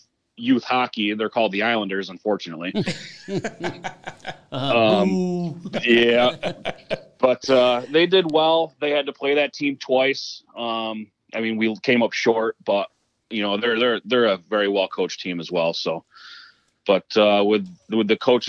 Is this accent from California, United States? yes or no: no; Sequoia, New York, United States; I grew up in Sequoia